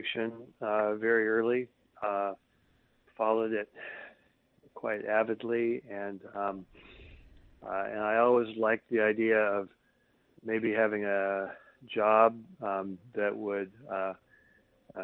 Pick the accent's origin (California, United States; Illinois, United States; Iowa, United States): Iowa, United States; Ames; I grew up in Ames, Iowa, which is a university town